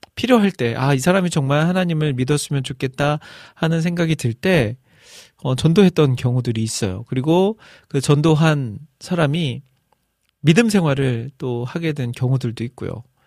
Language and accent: Korean; Iksan, North Jeolla, South Korea; 제 고향이 익산이니까 익산 제일 번화가 중앙동이라고 있어요